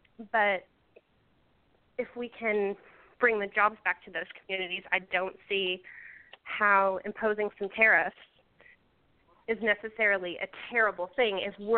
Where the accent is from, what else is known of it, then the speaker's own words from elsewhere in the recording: Michigan, United States; moved away; I was born and raised in Michigan. I don't live there anymore. But all of my family is still there. My mother and father are still there.